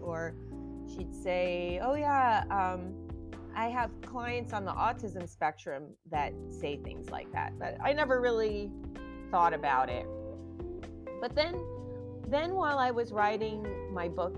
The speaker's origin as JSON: {"language": "English", "region": "New Jersey", "country": "United States", "tie": "born or raised there", "moved": "yes", "lives_now": "California, United States", "said": "I'm born and raised in New Jersey"}